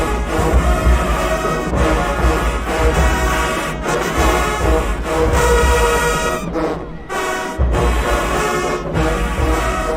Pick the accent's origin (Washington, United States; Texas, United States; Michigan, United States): Texas, United States; I'm from Texas.